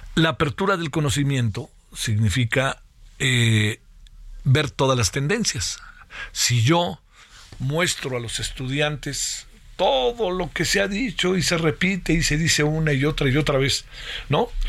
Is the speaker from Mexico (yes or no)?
yes; Mexico; somos los mexicanos